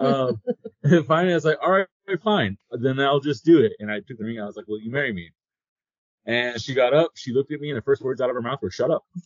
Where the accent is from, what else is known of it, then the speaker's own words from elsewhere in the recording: South Texas, United States; moved away as an adult; I'm from South Texas